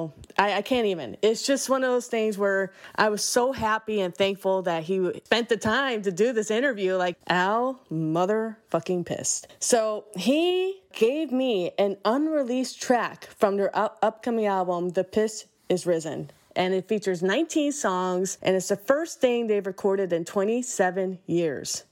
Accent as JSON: {"language": "English", "town": "Waterbury", "region": "Connecticut", "country": "United States", "tie": "born or raised there", "said": "my hometown, Waterbury, Connecticut"}